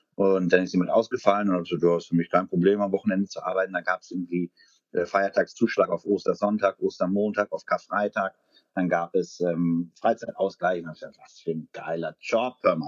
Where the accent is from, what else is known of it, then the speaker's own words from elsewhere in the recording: Ahr Valley, Rhineland-Palatinate, Germany; now in Berlin, Germany; im Ahrtal, ähm, also meine Heimat